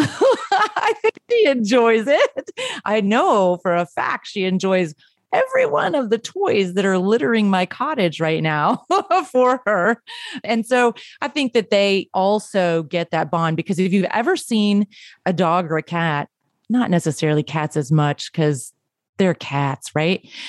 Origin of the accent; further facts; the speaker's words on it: Texas, United States; growing up in Texas